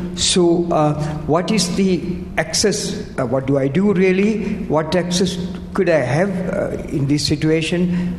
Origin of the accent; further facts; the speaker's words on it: United Kingdom; I'm British.